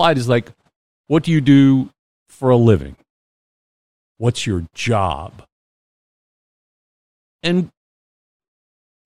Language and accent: English; United States; also born or lived in New England / California; now in Mississippi, United States; I grew up in Pennsylvania and New England